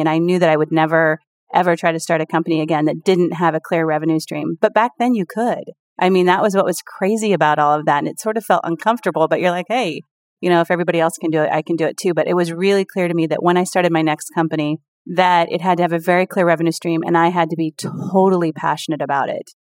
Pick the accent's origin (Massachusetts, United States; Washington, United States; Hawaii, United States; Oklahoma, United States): Washington, United States; Seattle; I'm from Seattle